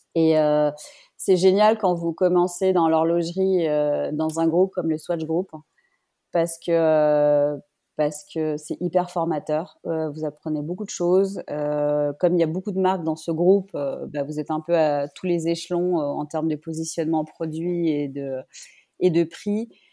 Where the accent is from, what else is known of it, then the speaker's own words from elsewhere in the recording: Paris, Île-de-France, France; moved away as an adult; also born or lived in Biel, Switzerland; now in Geneva, Switzerland; Je suis parisienne et je vis en Suisse depuis 16 ans, dont 13 euh, à Genève.